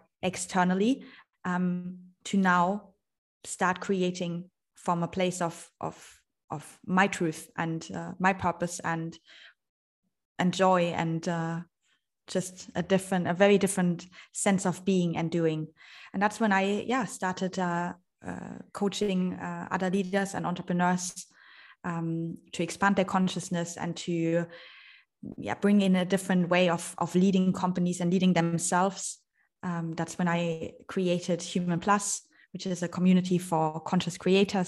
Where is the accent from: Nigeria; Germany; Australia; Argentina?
Germany; moved away as an adult; also born or lived in Vienna / London / Shanghai; I am originally from Germany. I left Germany when I was 19 years old